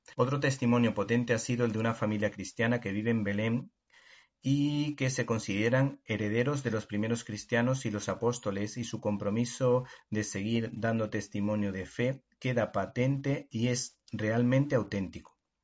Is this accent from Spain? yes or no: yes; Málaga, Andalusia, Spain; como malagueño que soy